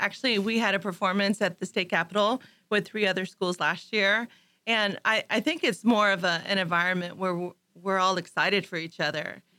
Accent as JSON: {"language": "English", "region": "Ohio", "country": "United States", "moved": "as an adult", "lives_now": "Montgomery, Texas, United States", "said": "I'm from Ohio, and I moved down here, I guess, about 23 years ago to teach choir, high school choir, and started teaching in Aldine at Eisenhower High School, mm-hmm. and then came here to Montgomery."}